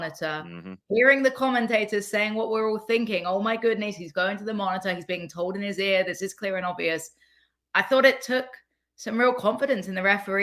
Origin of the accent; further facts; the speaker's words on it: England, United Kingdom; I'm from England.